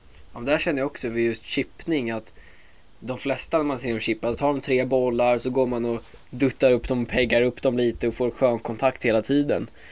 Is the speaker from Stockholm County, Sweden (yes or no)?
yes; Åkersberga, Stockholm County, Sweden; also born or lived in United States; jag är 23 år från Åkersberga